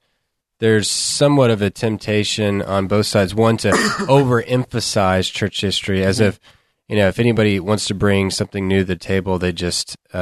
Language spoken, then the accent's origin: English; Texas, United States; I'm a Texan, so we took Texas history.